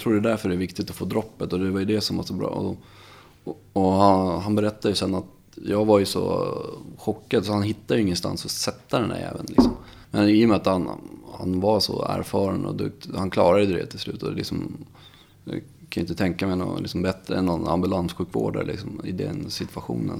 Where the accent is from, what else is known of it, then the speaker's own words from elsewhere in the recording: Visby, Gotland, Sweden; moved away as an adult; jag kommer från Gotland, Visby. Ehm, jag är född där, bodde där i 20 år.